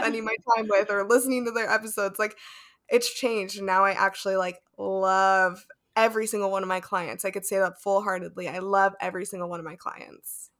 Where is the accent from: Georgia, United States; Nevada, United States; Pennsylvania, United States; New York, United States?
Nevada, United States; Las Vegas; now in Seattle, United States; I grew up in Las Vegas and there's a lot of Spanish speakers there, but now I'm in Seattle